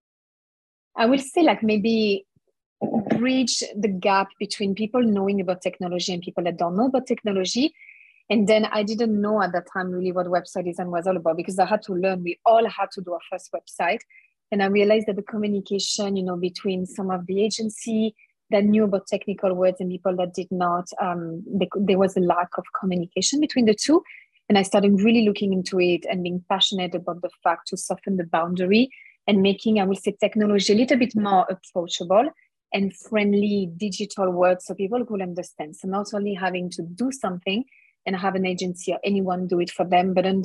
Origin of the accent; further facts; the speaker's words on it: France; moved away as an adult; now in Melbourne, Australia; I'm from France